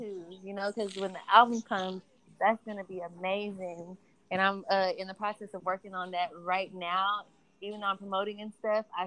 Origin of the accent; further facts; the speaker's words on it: Houston, Texas, United States; moved away as an adult; now in Los Angeles, United States; I grew up in Third Ward